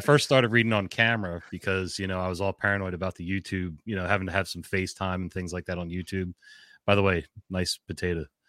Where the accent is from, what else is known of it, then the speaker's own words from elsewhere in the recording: New Jersey, United States; moved away as an adult; now in Maryland, United States; I'm from Jersey originally, so I've been in Maryland twenty-two years